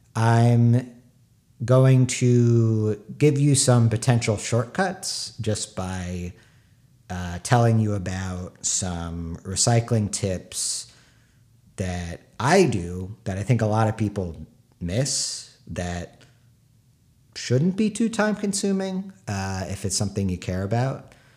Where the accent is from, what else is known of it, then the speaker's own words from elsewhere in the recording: San Diego, California, United States; moved away; also born or lived in New York; I'm from San Diego. uh, my parents' house. They still live there